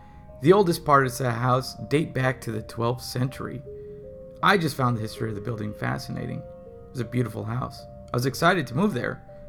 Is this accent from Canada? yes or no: no; South West England, United Kingdom; I'm 21 and I'm from Devon in the UK. When I was 14, my family moved into a house that was called the Old Mill.